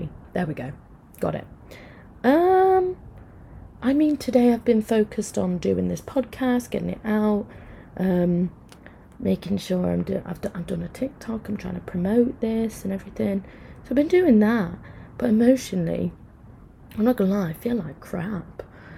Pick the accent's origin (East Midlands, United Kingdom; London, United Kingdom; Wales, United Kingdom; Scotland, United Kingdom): East Midlands, United Kingdom; Mansfield; I'm from Mansfield.